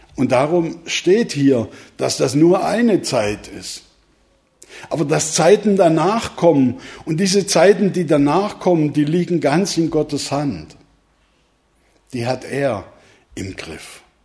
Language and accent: German; Swabia, Germany; now in Neukirchen, Germany; Ihr habt schon grad von mir als Schwabe gehört